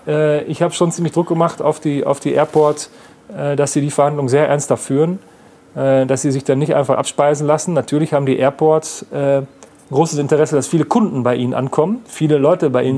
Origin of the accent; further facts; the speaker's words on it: Münsterland, North Rhine-Westphalia, Germany; jetzt komme ich aus dem Münsterland, aus einer äh, knapp 20.000 Einwohner äh, Stadt